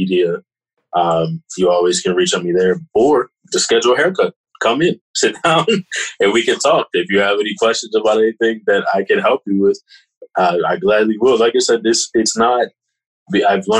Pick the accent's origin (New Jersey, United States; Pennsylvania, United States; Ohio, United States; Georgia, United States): Pennsylvania, United States; Kennett Square; growing up in Kennedy and Chester County, living around here